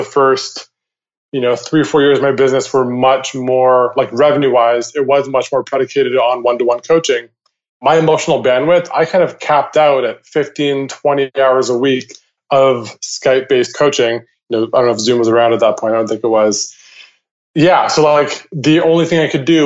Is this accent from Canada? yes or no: yes; Vancouver, British Columbia, Canada; my hometown of Vancouver, Canada